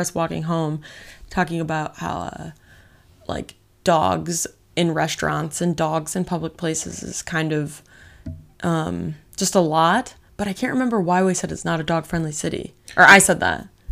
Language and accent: English; Michigan, United States; also born or lived in Las Vegas, Nevada / Illinois / Arizona; now in Los Angeles, United States; I moved to Michigan, so I was pretty much raised there my whole life